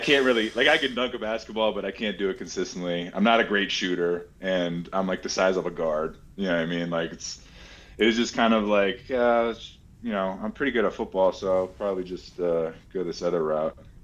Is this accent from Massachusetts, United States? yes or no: yes; Massachusetts, United States; I'm also from Massachusetts